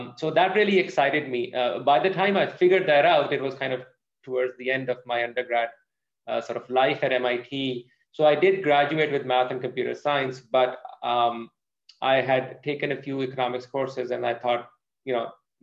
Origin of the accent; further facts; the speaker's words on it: Pakistan; moved away as an adult; now in United States; I'm from Pakistan. I grew up in Pakistan, did my schooling there